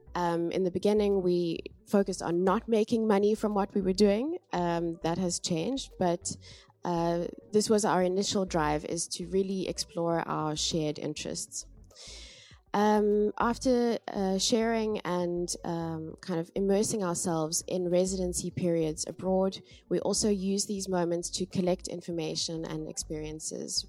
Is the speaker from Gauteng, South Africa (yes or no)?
no; Cape Town, Western Cape, South Africa; moved away as an adult; now in Amsterdam, Netherlands; I'm from Cape Town in South Africa